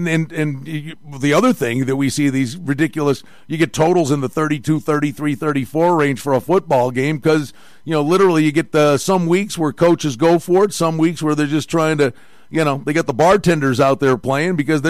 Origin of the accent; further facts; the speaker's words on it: Northeast, United States; now in Las Vegas, United States; Obviously, I'm from the Northeast.